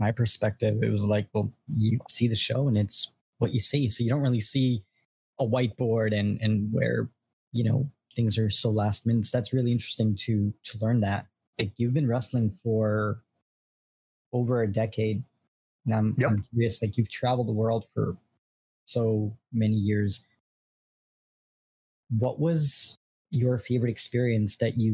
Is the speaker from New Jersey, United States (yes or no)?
no; New York City, New York, United States; moved away; I'm originally from Brooklyn, New York